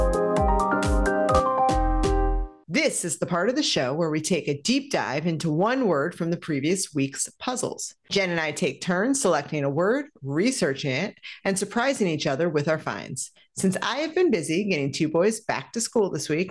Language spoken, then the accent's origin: English; Philadelphia, Pennsylvania, United States; growing up in Philadelphia